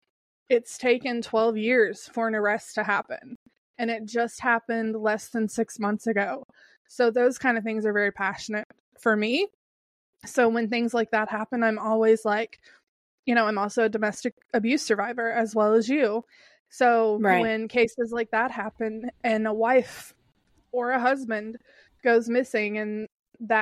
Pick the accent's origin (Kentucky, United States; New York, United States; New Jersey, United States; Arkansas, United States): Kentucky, United States; I'm from Kentucky